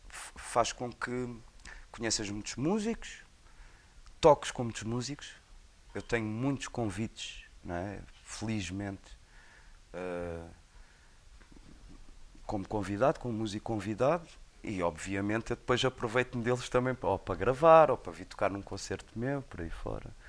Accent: Portugal; é português, é da minha terra. Eu conheço desde que nasci.

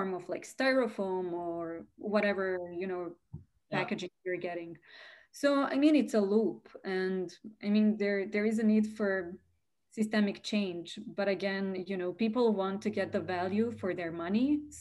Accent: Serbia; moved away as an adult; now in United States; I come from Serbia, and honestly, in my household, food waste was really never a thing

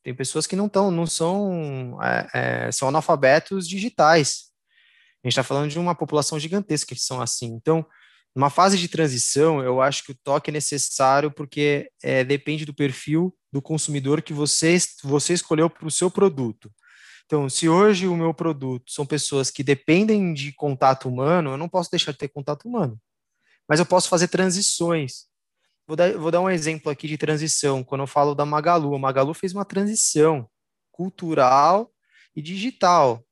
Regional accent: São Paulo, Brazil; nascido é, no estado de São Paulo, sou brasileiro

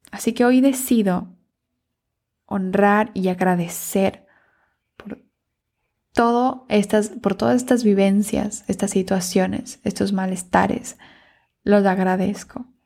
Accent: Ecuador; moved away; Por esa razón yo me mudé de, del Ecuador

